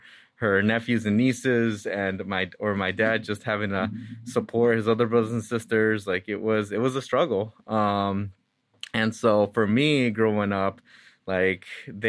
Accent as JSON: {"language": "English", "town": "Santa Ana", "region": "California", "country": "United States", "tie": "born or raised there", "said": "So first off, I was born and raised in Santa Ana, California, which Santa Ana is a city of about 360,000 people, and about 80% of it is Hispanic Latino."}